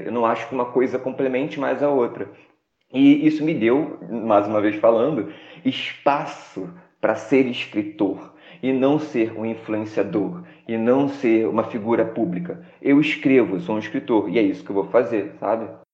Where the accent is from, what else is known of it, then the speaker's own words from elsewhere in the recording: Rio de Janeiro, Brazil; moved away; also born or lived in Baixada Fluminense; eu sou do Rio de Janeiro, sou de Sepetiba